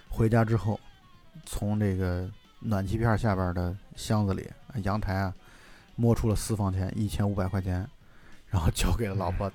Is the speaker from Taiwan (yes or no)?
no; China; 我们中国